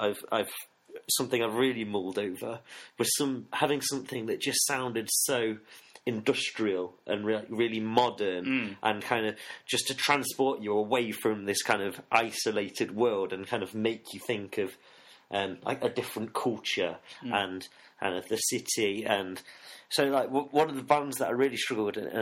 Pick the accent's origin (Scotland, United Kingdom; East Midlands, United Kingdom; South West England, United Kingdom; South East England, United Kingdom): East Midlands, United Kingdom; Nottingham; I grew up in Nottingham